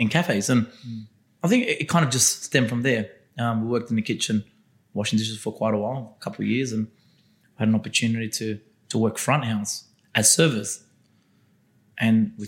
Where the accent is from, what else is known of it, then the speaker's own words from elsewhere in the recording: Castle Hill, New South Wales, Australia; being born and raised in Castle Hill